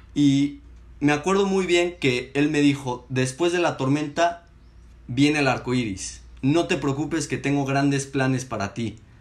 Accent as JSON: {"language": "Spanish", "region": "Mexico City", "country": "Mexico", "moved": "yes", "lives_now": "Saltillo, Mexico", "said": "tengo 19 años y soy capitalino."}